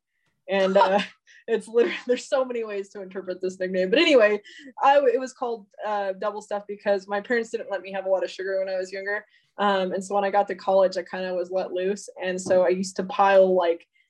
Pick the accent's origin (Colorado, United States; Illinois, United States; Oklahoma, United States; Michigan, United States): Colorado, United States; Alamosa; also born or lived in Spokane, Washington; now in Denver, United States; I'm from Alamos, Colorado